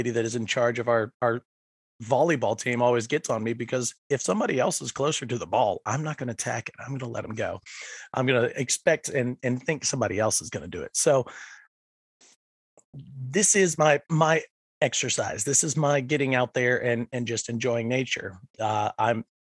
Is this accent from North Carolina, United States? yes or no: no; Franklin County, outside Roanoke, Virginia, United States; now in Chesterfield, United States; I grew up just outside of Roanoke in Franklin County, and so it was a lot of nature out there.